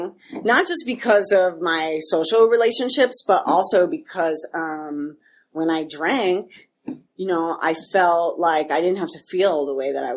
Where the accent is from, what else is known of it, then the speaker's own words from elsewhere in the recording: Chicago, Illinois, United States; now in New York City, United States; I'm originally from Chicago